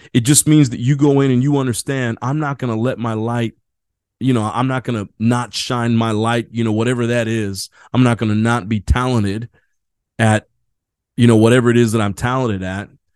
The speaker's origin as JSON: {"language": "English", "region": "Indiana", "country": "United States", "tie": "born or raised there", "moved": "yes", "lives_now": "San Diego, United States", "said": "I grew up in Indiana"}